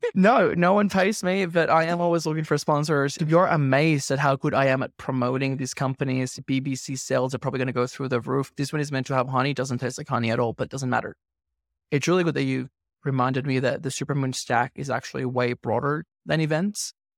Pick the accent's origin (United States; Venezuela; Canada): Venezuela; now in Australia; I grew up in Venezuela, and I migrated to Australia